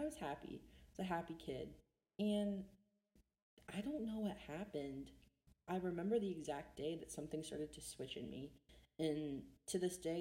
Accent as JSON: {"language": "English", "region": "Ohio", "country": "United States", "said": "I'm from Ohio"}